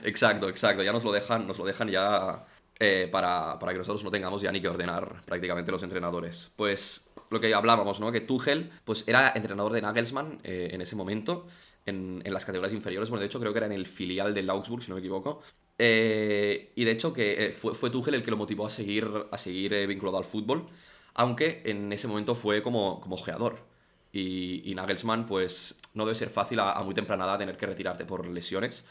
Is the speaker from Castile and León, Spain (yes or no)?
no; Barcelona, Catalonia, Spain; la gente que somos de aquí de Barcelona